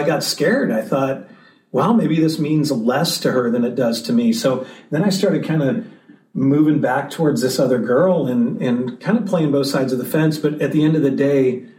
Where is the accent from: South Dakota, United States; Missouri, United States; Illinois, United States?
Missouri, United States; St. Louis; I grew up in St. Louis, Missouri.